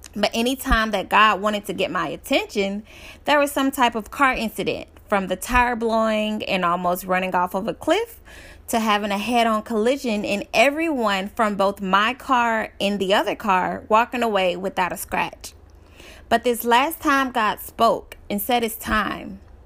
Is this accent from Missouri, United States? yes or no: no; Dallas, Texas, United States; I'm from Dallas, Texas